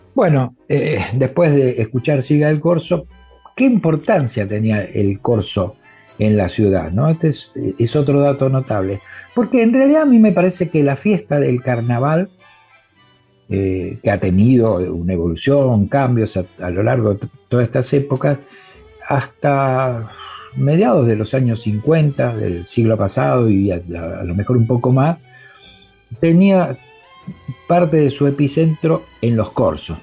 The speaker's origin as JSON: {"language": "Spanish", "country": "Argentina"}